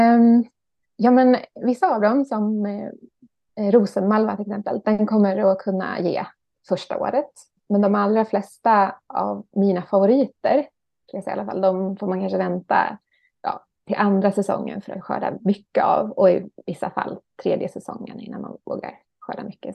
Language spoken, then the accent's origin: Swedish; Ekerö, Stockholm County, Sweden; moved away as an adult; also born or lived in Stjärnsund; jag är uppvuxen, född och uppvuxen på Ekerö utanför Stockholm